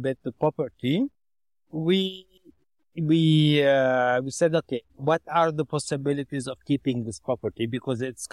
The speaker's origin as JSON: {"language": "English", "area": "Chiyah, Beirut suburbs", "region": "Mount Lebanon", "country": "Lebanon", "said": "I'm originally from Shia, that is Beirut, suburbs"}